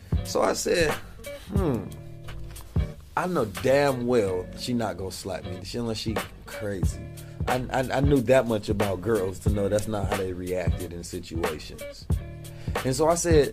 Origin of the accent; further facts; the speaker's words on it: Oakland, California, United States; moved away; also born or lived in St. Louis, Missouri; I was born in St. Louis and raised in West Oakland, moved when I was 2